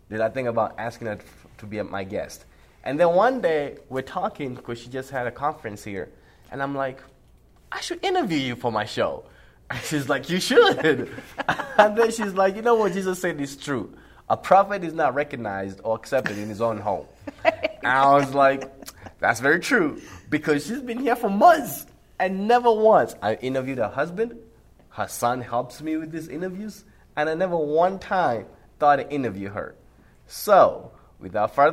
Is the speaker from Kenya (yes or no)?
yes; Kenya; I'm from Kenya